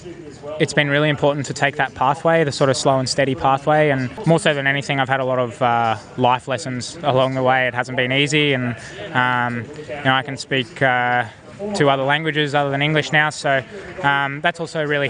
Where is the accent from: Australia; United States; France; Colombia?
Australia